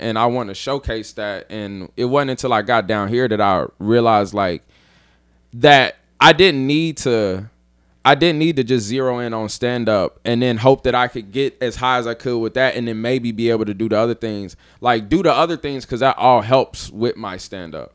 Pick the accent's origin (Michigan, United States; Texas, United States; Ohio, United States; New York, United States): Ohio, United States; Dayton; moved away as an adult; also born or lived in Columbus; now in New Orleans, United States; I'm from Dayton